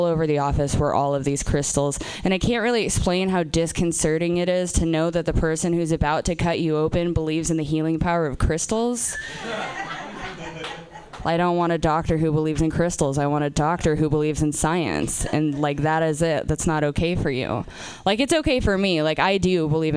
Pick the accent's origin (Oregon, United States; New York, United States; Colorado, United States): Oregon, United States; Portland; I'm from Portland, Oregon